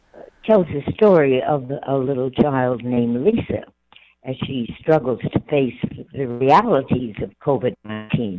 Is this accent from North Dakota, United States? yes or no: yes; North Dakota, United States; moved away; also born or lived in Lynwood, California; I was originally from North Dakota myself